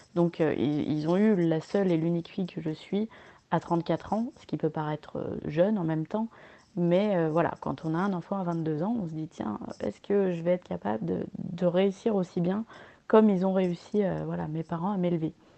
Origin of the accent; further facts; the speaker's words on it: France; je suis née sous X en France